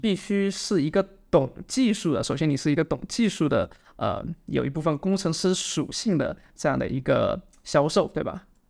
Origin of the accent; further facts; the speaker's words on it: China; moved away; 我说我也中国来的